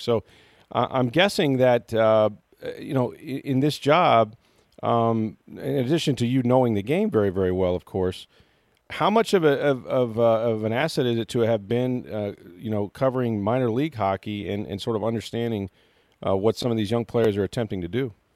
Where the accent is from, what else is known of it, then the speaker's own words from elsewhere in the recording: St. Petersburg, Florida, United States; I'm St. Petersburg native